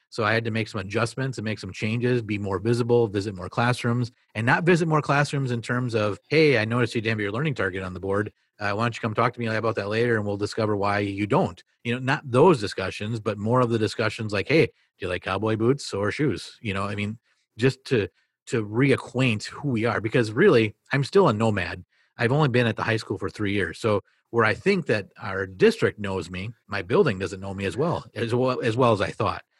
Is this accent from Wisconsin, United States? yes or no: yes; Marinette, Wisconsin, United States; I became the assistant principal at a middle school in Marinette, Wisconsin.